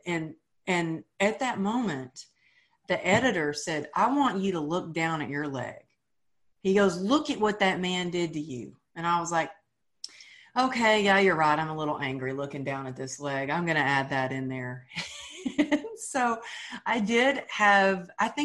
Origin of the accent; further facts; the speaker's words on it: Texas, United States; moved away as an adult; now in California, United States; as a Texan, as a girl who grew up with, you know, sayings like cowgirl up